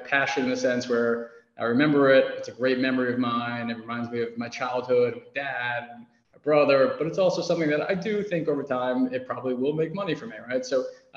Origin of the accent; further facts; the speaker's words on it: New York City, New York, United States; I grew up in New York City, big Yankees fan